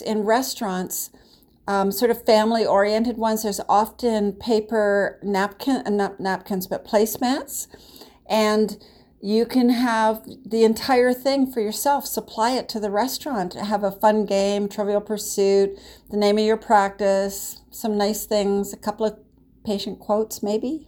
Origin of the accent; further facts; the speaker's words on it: Canada; I'm Canadian